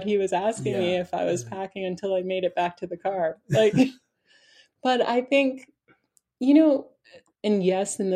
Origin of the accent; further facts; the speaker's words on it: Spofford, New Hampshire, United States; I grew up in Spofford, New Hampshire